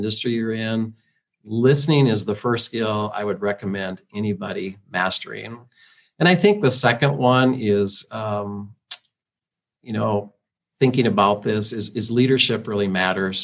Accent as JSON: {"language": "English", "region": "Iowa", "country": "United States", "tie": "born or raised there", "said": "growing up in Iowa, I'm a big Iowa Hawkeye fan"}